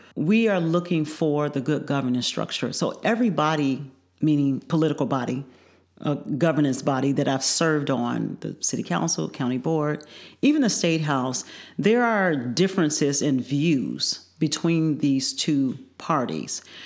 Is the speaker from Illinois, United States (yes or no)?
yes; Joliet, Illinois, United States; also born or lived in Chicago, United States; now in Champaign-Urbana, United States; I actually grew up in the northern part of the state. I grew up in Joliet. I went to elementary and high school there.